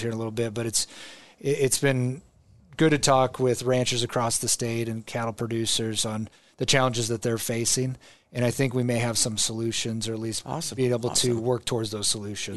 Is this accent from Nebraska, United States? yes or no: yes; Omaha, Nebraska, United States; I grew up in Omaha